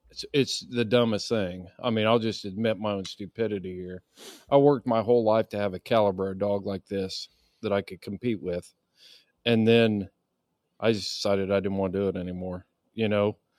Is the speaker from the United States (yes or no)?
yes; Indiana, United States; growing up in Indiana and, and hunting in Indiana